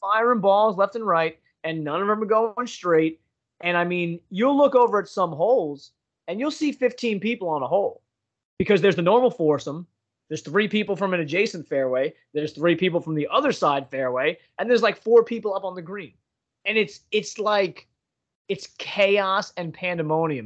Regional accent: Pennsylvania, United States; I'm from Pennsylvania

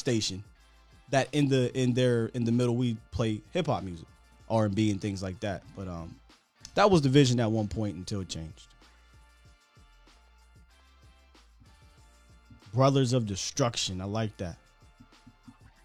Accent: Pennsylvania, United States; born or raised there

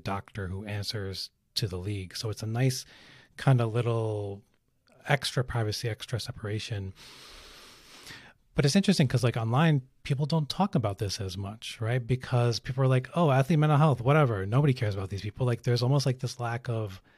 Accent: Pakistan; I'm Pakistani

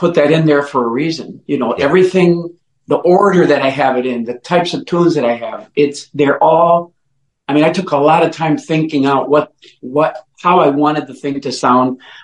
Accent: Oaxaca, Mexico; also born or lived in Mexico City; now in Detroit, United States; I was born in Mexico, in the southwest part of Mexico, in a state called Oaxaca

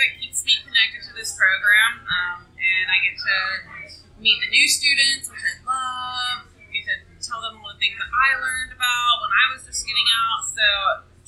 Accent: just outside of Atlanta, Georgia, United States; moved away as an adult; now in Cincinnati, United States; I grew up just outside of Atlanta

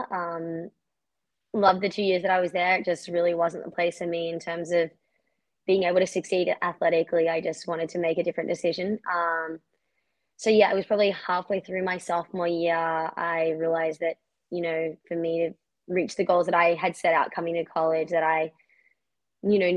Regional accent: Australia; now in United States; No, I swear I'm still Australian because everyone in America is like, you sound so Australian.

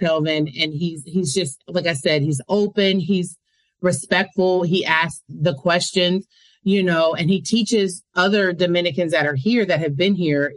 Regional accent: United States; I am American

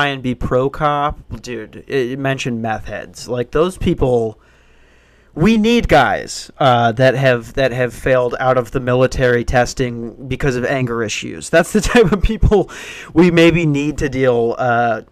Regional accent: Tucson, Arizona, United States; I was born in Tucson

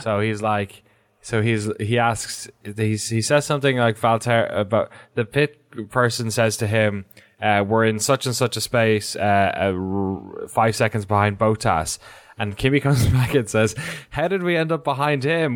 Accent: Ireland; As an Irish person

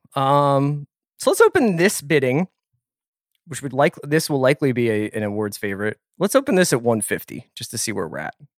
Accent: Philadelphia, Pennsylvania, United States; I'm from Philly

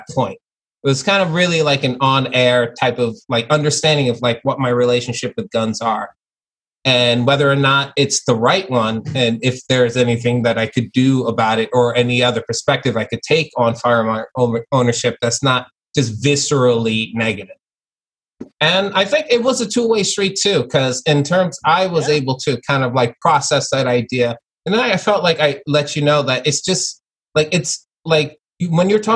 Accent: New York City, New York, United States; also born or lived in Long Island; I was born in Flatbush, Brooklyn. And then I moved to Long Island

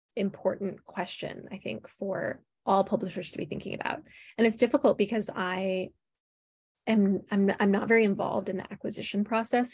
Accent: Minneapolis, Minnesota, United States; moved away as an adult; I am Midwest, born and raised. Uh, I grew up in the Twin Cities here in Minnesota

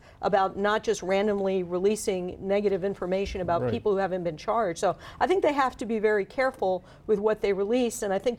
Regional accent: Miami Beach, Florida, United States; I was born in Miami Beach. And I've been going to the beach, the Lincoln Road.

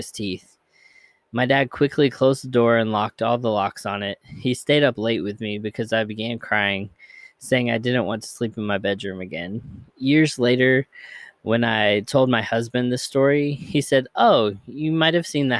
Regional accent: Hardin County, Kentucky, United States; also born or lived in Bullitt County, Kentucky / Jefferson County, Kentucky; Harding County, where I grew up in Kentucky

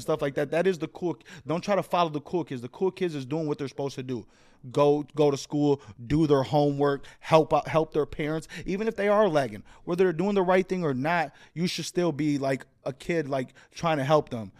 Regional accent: Chicago, Illinois, United States; moved away; I'm from Humble Park, which is the northwest side of Chicago

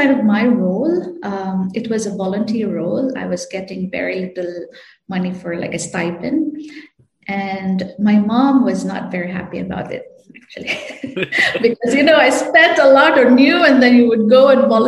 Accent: Canlaon, Negros Oriental, Philippines; moved away; I volunteered in like rural health units in Canlaon City, Negros Oriental. So that's where I come

